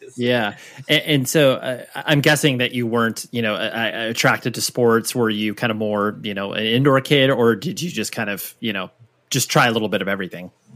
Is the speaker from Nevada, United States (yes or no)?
yes; Las Vegas, Nevada, United States; I was born in Vegas